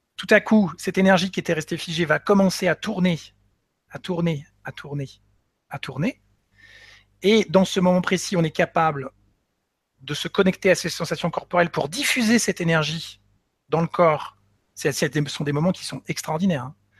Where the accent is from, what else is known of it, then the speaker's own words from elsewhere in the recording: Nantes, Pays de la Loire, France; moved away; also born or lived in Paris; je suis originaire de Nantes déjà, hein. Mais bon, après vingt-quatre ans, après avoir passé vingt-quatre ans à Paris